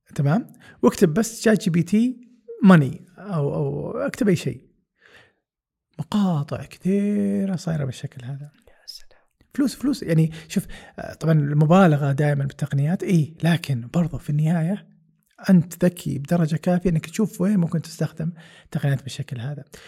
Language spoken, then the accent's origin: Arabic; Saudi Arabia; لنا كسعوديه